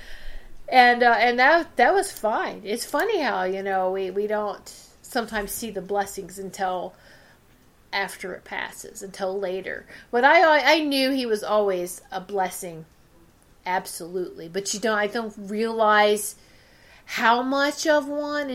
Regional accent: Virginia, United States; And I'm from Virginia.

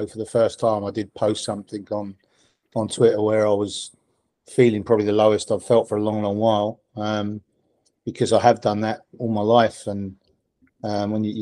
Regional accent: Stevenage, East of England, United Kingdom; I grew up in Stevenage

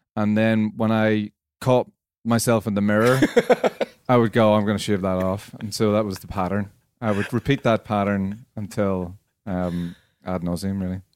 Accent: Belfast, Northern Ireland, United Kingdom; Campbell College, Belfast. Um, I was there between 89 and 94

